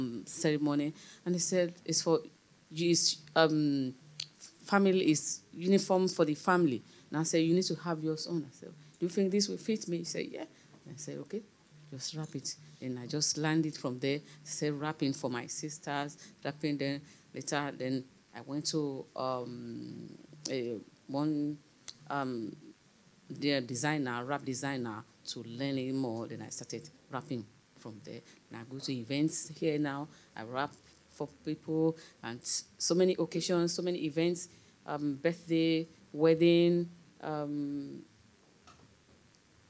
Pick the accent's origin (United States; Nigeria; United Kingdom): Nigeria; moved away; where I grew up in Nigeria